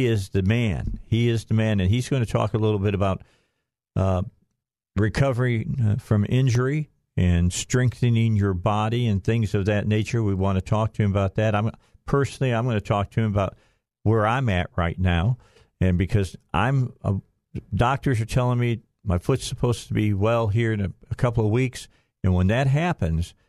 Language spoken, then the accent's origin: English; Chicago, Illinois, United States; moved away; my old stomping ground where I grew up at in Chicago